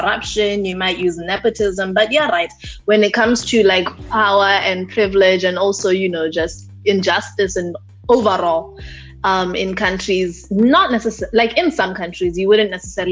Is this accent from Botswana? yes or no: yes; Botswana; moved away as an adult; now in Taiwan; And I grew up in Botswana pretty much all of my my youth